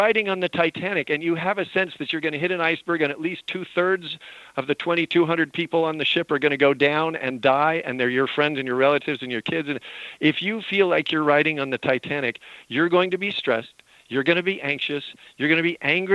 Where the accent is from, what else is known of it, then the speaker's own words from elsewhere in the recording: Utah and Montana, United States; moved away; I grew up in Utah and Montana.